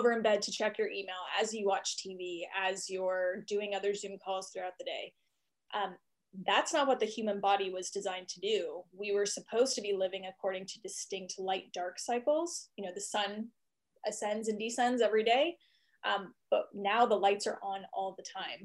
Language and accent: English; Washington, District of Columbia, United States; moved away as an adult; also born or lived in Austin, Texas / Seattle; now in Wylie, United States; I'm actually from East Coast, Washington, D.C. area.